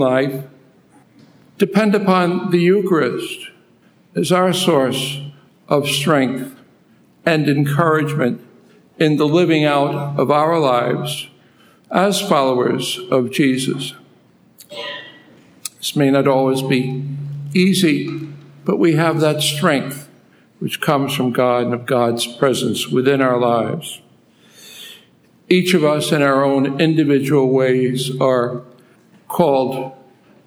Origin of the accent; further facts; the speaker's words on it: New York City, New York, United States; moved away as an adult; also born or lived in Philippines; I'm originally from Brooklyn, New York